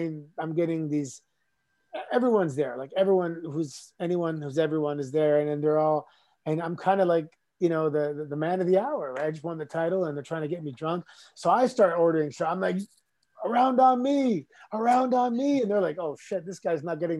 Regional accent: Toronto, Ontario, Canada; Growing up in Toronto, we had a huge nightclub scene.

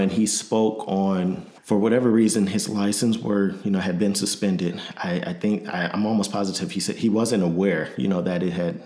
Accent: Michigan City, Indiana, United States; moved away as an adult; also born or lived in Grand Rapids, Michigan / Nashville, Tennessee; now in Illinois, United States; I'm originally from Michigan City, Indiana. Born and raised

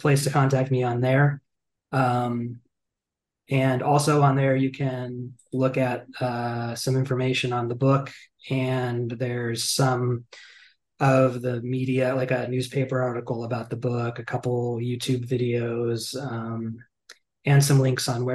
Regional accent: McMinnville, Oregon, United States; I'm from McMinnville, Oregon

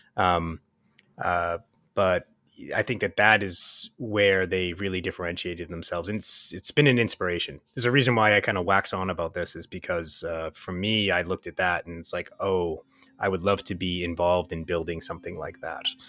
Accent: Waltham, Massachusetts, United States; now in Kingston, United States; I come from Boston, so it's about three hours from, from my hometown of Waltham

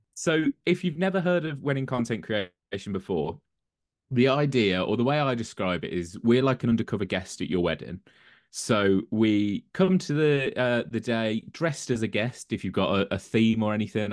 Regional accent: Birmingham, West Midlands, United Kingdom; moved away as an adult; also born or lived in London; now in Coventry, United Kingdom; I'm originally from South Birmingham

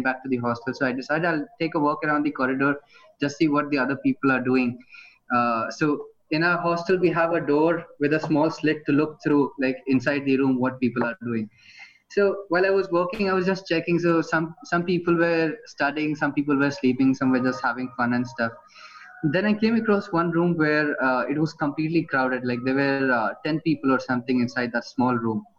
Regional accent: Fujairah, United Arab Emirates; first language Hindi; English is a second language; since I grew up here in Fujairah, the way how I speak the mother tongue, which is Hindi, was a little bit different.

